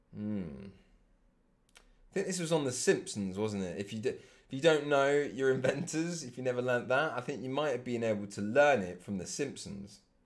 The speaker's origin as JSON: {"language": "English", "region": "England", "country": "United Kingdom", "said": "being English"}